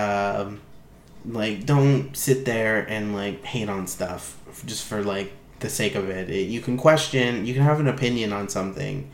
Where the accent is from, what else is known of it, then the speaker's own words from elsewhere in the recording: Canada; being Canadian